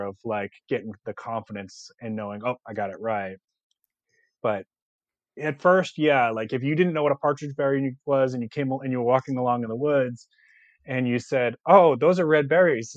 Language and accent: English; Boston, Massachusetts, United States; now in South Carolina, United States; I'm actually from Boston originally. I, I live in South Carolina now